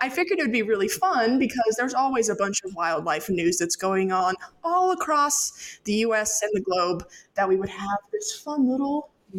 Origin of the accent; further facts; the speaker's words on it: Great Smoky Mountains of North Carolina, United States; as I said earlier, born and raised in the Great Smoky Mountains of North Carolina, absolutely gorgeous, surrounded by nature and wildlife and all of those fun things.